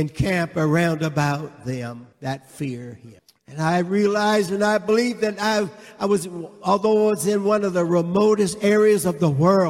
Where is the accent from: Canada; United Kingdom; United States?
Canada; I am from Canada. I showed him my Canadian passport